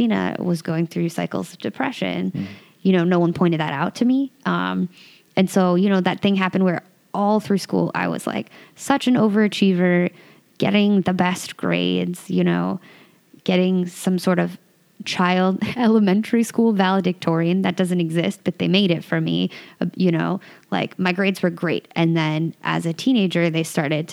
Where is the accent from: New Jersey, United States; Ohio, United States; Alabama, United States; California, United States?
California, United States; Santa Cruz; I grew up in Santa Cruz, California, which is like a little beach and surfer town